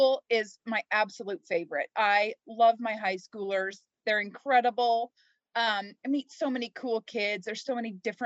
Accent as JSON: {"language": "English", "region": "Kansas", "country": "United States", "tie": "born or raised there", "said": "I grew up in Kansas. I've lived here my entire life."}